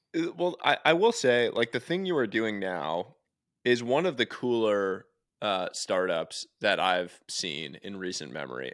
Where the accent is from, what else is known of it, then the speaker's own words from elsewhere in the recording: New York City, New York, United States; I grew up going to the Natural History Museum